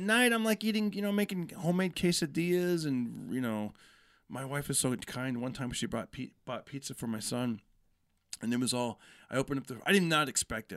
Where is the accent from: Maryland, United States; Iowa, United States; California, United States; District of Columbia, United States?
California, United States; Fresno; also born or lived in Bay Area, California; I grew up in Fresno, moved out when, you know, when I was twenty, moved to the Bay Area